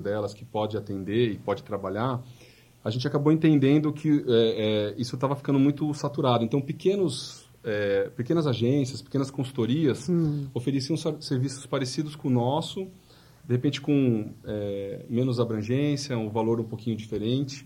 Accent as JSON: {"language": "Portuguese", "region": "São Paulo", "country": "Brazil", "tie": "born or raised there", "also_born_or_lived": "Bragança Paulista", "said": "nasci lá, mas já fui pra São Paulo logo recém-nascido."}